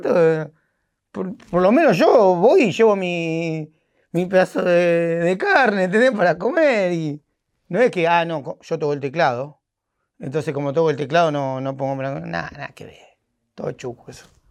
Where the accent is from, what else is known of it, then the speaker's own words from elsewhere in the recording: San Fernando, Buenos Aires Province, Argentina; no soy porteño, soy de San Fernando con urbano